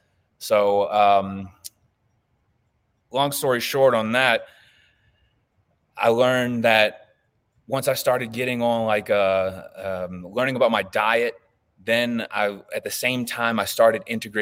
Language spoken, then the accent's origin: English; the South, United States; You know, I'm from the South, dude. You don't touch drugs.